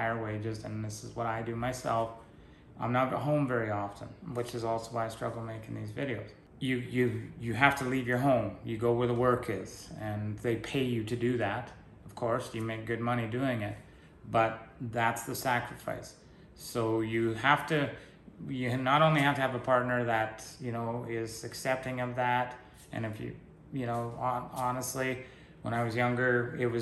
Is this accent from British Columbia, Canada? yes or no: yes; British Columbia, Canada; moved away; I was born in British Columbia and why I don't live there anymore